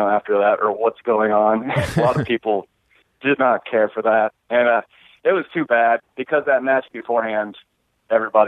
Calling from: Mattoon, Illinois, United States; I'm calling from Mattoon, Illinois, which is about Champaign

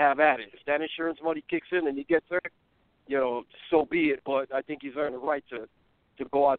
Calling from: Chicago, Illinois, United States; Hey, listen, I'm calling from Chicago

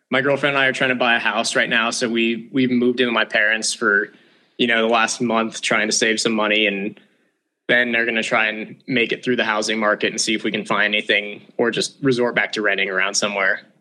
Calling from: Conifer, Colorado, United States; I'm in Conifer, Colorado and it's like 50 degrees out, no snow left on the ground around me.

